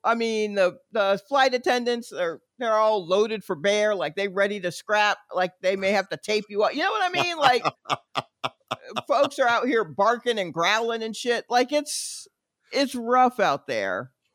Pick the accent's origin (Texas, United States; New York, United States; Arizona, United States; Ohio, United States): New York, United States; moved away; also born or lived in Atlanta; I'm a New Yorker that got out before the indoctrination. So I am I I have some of the attitude right. that comes from being a native New Yorker